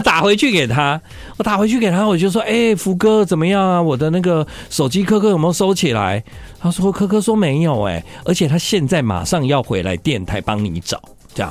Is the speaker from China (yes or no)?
no; Taiwan; 我们台湾人的广东话突然变很好